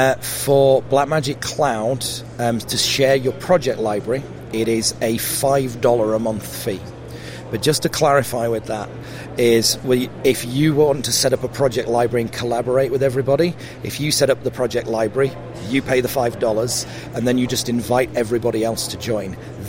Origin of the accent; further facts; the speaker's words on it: South Africa; also born or lived in Sheffield / London; now in Cheshire, United Kingdom; So I grew up in South Africa. And then when we moved back to the UK, we lived in Sheffield, which was sort of less broad an accent. And then, you know, I sort of lived for quite a long time in London, and now we live in a place in Cheshire